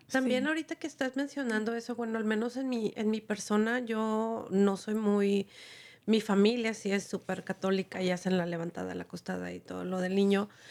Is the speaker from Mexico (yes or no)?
yes; Mexico; moved away